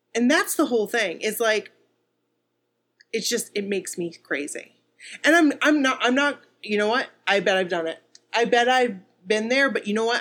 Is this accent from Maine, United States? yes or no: yes; Bangor, Maine, United States; we're from Bangor.